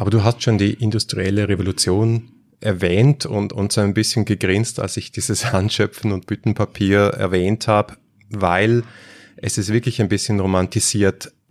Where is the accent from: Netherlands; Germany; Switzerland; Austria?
Switzerland; Und als Schweizer muss ich da jetzt einfach mal sagen, wer hat es erfunden?